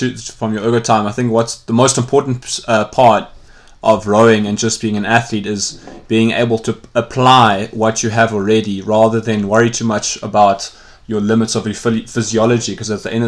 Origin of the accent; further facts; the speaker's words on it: South Africa; as a South African